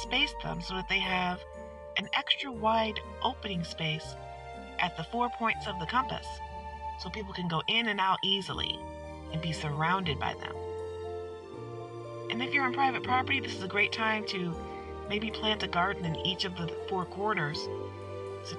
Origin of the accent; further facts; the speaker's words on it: Detroit, Michigan, United States; I'm from Detroit